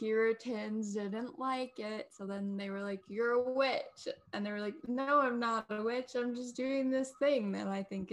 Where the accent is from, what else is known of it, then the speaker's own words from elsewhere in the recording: New York, United States; I'm like from New York, which is like known for apples.